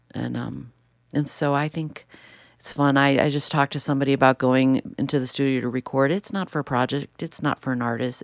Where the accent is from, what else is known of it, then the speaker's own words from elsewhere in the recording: Chicago, Illinois, United States; I grew up in Chicago in the city, and then we ended up in the suburbs